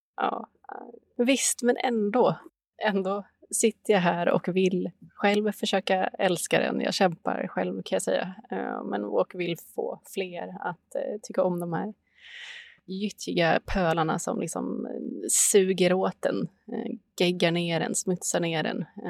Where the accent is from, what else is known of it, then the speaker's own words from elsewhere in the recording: Sweden; den här relationen som vi svenskar har till vattenområden